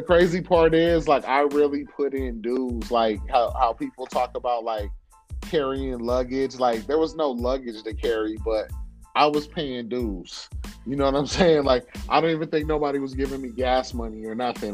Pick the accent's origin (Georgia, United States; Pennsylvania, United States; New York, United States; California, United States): California, United States; Oxnard; I was born and raised in Oxnard, California